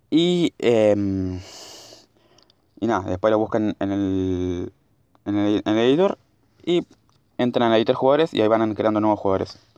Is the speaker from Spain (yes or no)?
no; Argentina; born or raised there